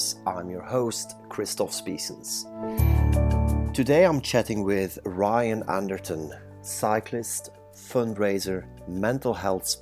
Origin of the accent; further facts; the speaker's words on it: Belgium; moved away as an adult; now in United Kingdom; I'm born and bred in Belgium, and I came to the UK about 20 years ago.